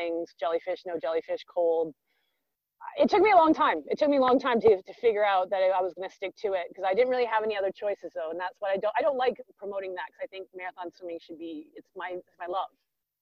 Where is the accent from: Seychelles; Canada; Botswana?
Canada; Vancouver, British Columbia; I am from Vancouver, where I am right now in Canada. I grew up here.